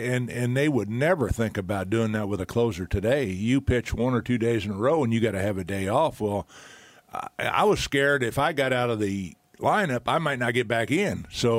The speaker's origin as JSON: {"language": "English", "region": "Texas", "country": "United States", "moved": "as an adult", "lives_now": "Toronto, Canada", "said": "I mean, I came from Texas where we were lucky to have 10,000 fans in the stands."}